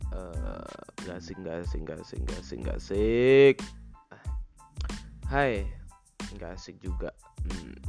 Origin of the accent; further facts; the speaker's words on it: Java, Indonesia; kenalin dulu gue … uh, eh, gue dari Jawa